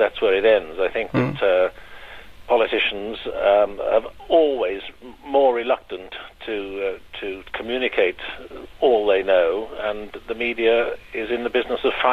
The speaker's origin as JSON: {"language": "English", "town": "Liverpool", "region": "North West England", "country": "United Kingdom", "tie": "born or raised there", "said": "born and bred in Liverpool."}